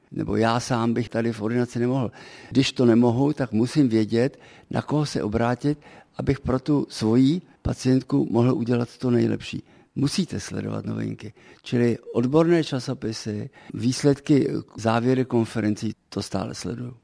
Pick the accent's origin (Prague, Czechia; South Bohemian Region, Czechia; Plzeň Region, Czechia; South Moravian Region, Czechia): Prague, Czechia; moved away as an adult; also born or lived in Africa; now in Český Krumlov, Czech Republic; původem jsem skutečně Pražák tedy, Smíchovák, cítím se stále ještě pořád jako Pražák